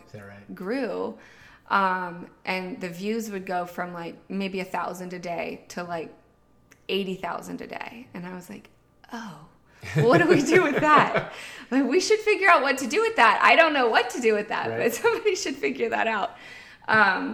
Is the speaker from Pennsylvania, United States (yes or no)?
yes; Pittsburgh, Pennsylvania, United States; moved away as an adult; now in Outer Banks, United States; My husband and I, Jason, we were born and raised in Pittsburgh, high school sweethearts